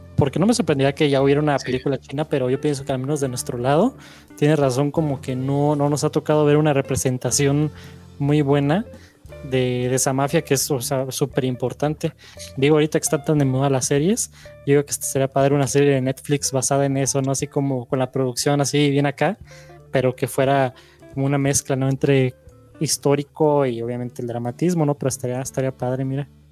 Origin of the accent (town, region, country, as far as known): Mexico